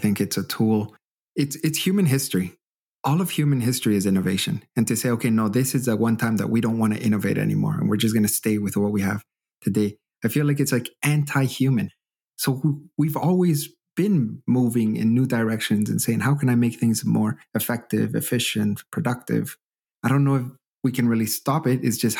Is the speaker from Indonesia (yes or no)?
no; Canada; now in Germany; But I still, as a Canadian, still get shy sometimes to be very honest with them about certain aspects.